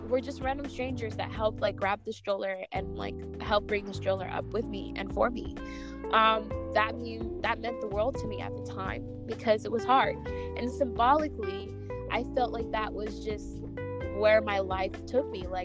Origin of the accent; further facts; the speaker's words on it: New York, United States; also born or lived in California; I say the tunnel because I'm, I'm a New Yorker